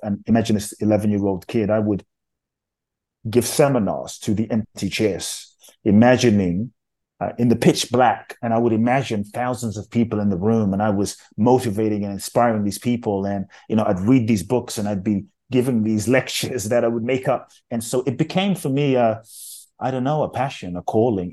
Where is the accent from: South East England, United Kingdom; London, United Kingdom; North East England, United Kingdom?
London, United Kingdom; born or raised there; also born or lived in Ghana